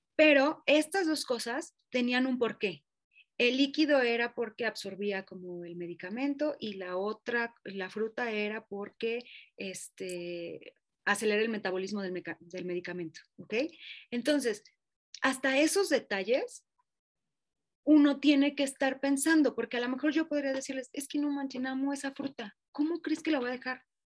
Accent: Mexico; Como mexicanos

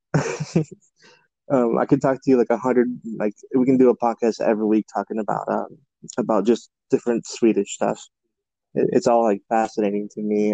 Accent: United States; I'm an American

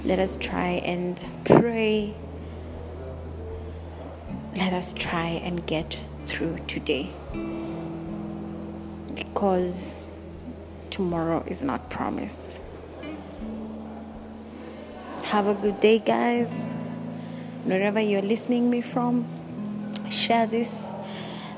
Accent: Kenya; I'm from Kenya.

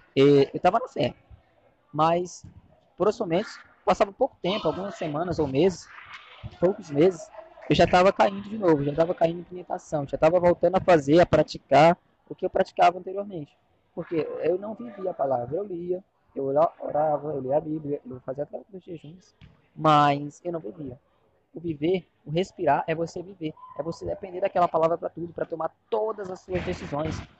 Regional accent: Fortaleza, Ceará, Brazil; eu sou aqui de Fortaleza, Ceará

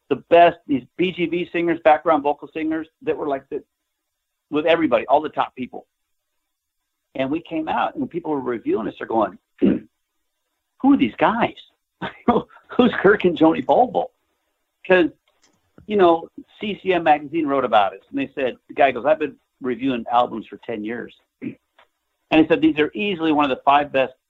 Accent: Nebraska, United States; I grew up in Nebraska in a farm town

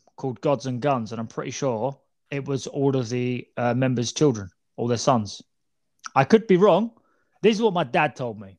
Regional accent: Alabama, United States; I'm from Alabama.

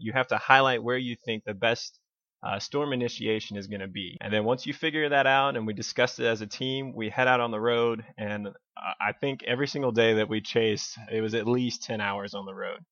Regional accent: Blue Ridge Mountains, Virginia, United States; I was born and raised in Virginia in the, in the Blue Ridge Mountains

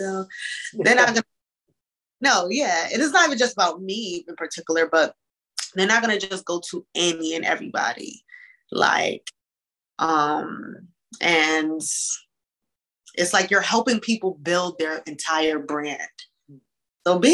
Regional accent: Hartford, Connecticut, United States; I grew up in Hartford

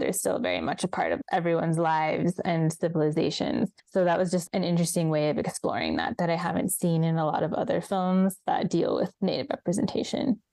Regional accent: Southern California, United States; as someone who grew up in SoCal

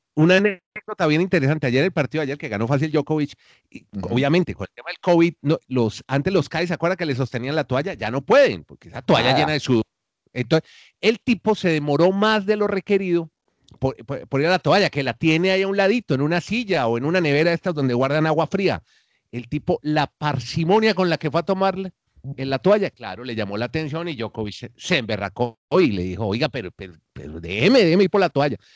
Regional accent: Colombia; now in Chile

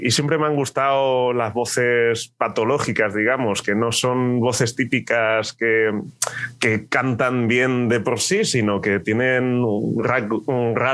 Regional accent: Terrassa, Catalonia, Spain; born there; now in Alicante, Spain; yo nací en Tarrasa, que está cerquita de Barcelona. Ah, ok. Pero mi casa y mi familia y mi todo está en un pueblecito de Almería.

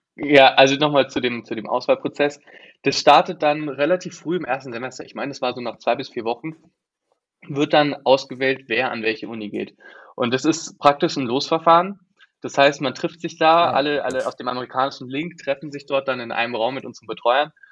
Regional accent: Germany; moved away as an adult; now in United States; wir als Deutsche

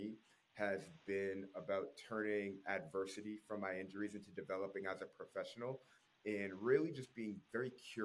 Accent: Natick, Massachusetts, United States; moved away; also born or lived in Minnesota; I'm originally from Natick, Massachusetts. It's outside of the Boston area.

